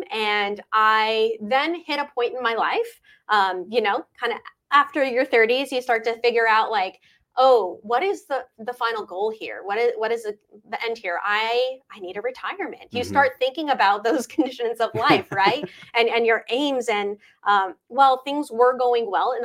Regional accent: Ventura, California, United States; I grew up in Ventura. I've always loved Ventura. I moved here in sixth grade

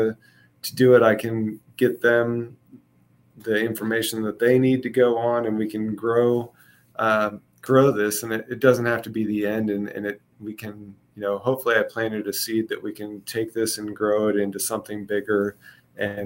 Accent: Kansas City, United States; moved away; I'm from Kansas City originally

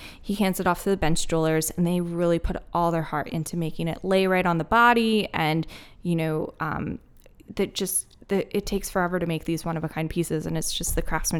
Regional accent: East Coast, United States; I was born and raised on the East Coast. I love the East Coast.

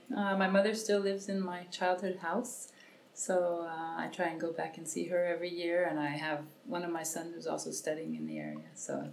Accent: San Francisco, California, United States; moved away as an adult; now in France; I grew up in San Francisco

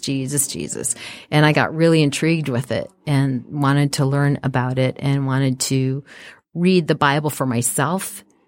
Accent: Apple Valley, Minnesota, United States; also born or lived in Evanston, Illinois; I grew up in a small, uh, suburb outside of Minneapolis called Apple Valley

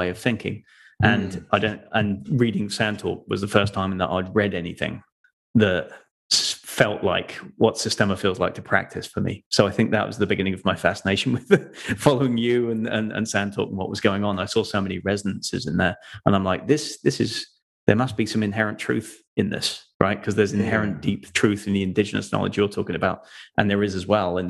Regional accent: Folkestone, South East England, United Kingdom; also born or lived in London; now in North Carolina, United States; I'm originally from the UK, from the southeast, down near southeast of London, where the Channel Tunnel is, if you know where that is, across to France. That was my hometown, Folkestone.

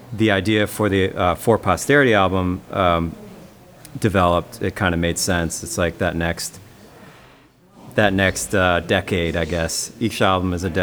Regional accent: Keene, New Hampshire, United States; now in Underhill, Vermont, United States; we're playing down in Keene, New Hampshire on August 10th, and that's my hometown

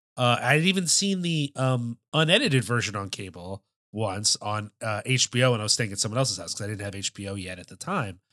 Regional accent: Philadelphia, Pennsylvania, United States; Growing up in the Philadelphia area

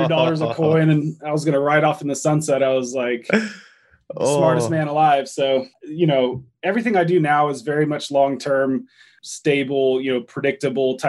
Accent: Texas, United States; also born or lived in Durango, Colorado; now in Denver, United States; I grew up fishing in Texas. I grew up in Texas

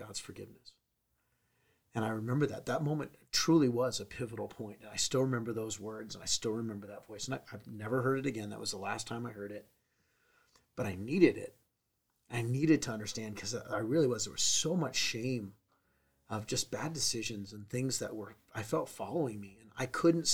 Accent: San Diego, California, United States; I grew up in San Diego

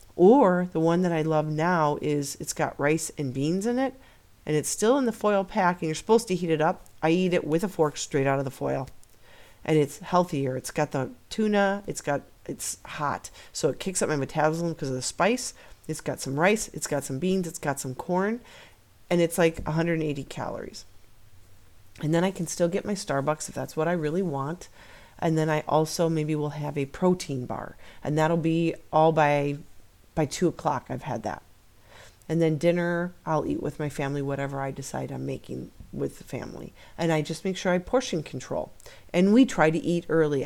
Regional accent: Midwest, United States; We're from the Midwest

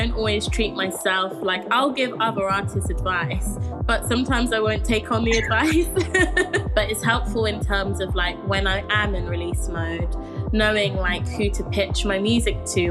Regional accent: London, United Kingdom; I grew up in Camden in London

